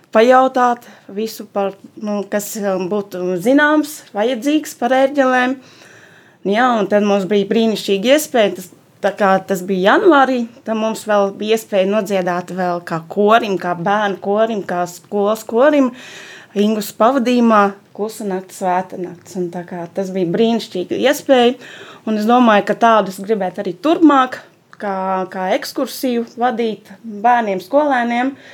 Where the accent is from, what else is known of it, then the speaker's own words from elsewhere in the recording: Salaspils, Salaspils Municipality, Latvia; esmu no Salaspils